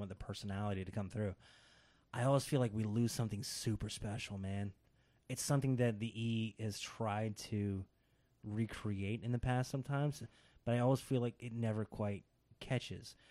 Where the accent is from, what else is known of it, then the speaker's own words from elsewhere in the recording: United States; as an American audience member